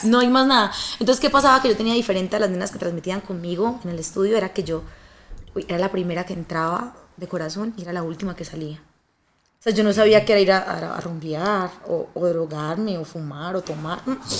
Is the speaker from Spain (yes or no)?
no; Colombia; moved away as an adult; also born or lived in Bucaramanga / Medellín; now in Mexico; Soy una colombiana muy luchadora